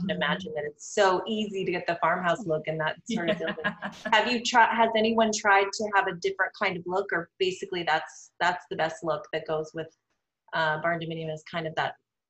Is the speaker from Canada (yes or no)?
no; Seattle, Washington, United States; moved away; I'm from Seattle. And so it rains a lot there.